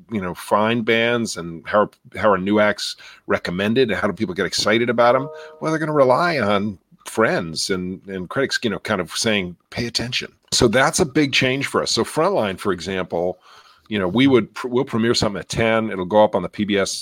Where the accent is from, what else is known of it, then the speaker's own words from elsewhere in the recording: New York, United States; moved away; I grew up in New York, and watch Channel 13 and listen to public radio in New York